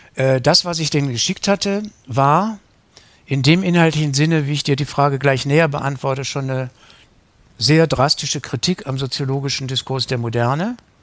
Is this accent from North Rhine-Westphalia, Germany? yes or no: yes; Wuppertal, North Rhine-Westphalia, Germany; moved away as an adult; also born or lived in West Berlin / Kettwig, Essen; now in Essen, Germany; in meiner Heimatstadt Wuppertal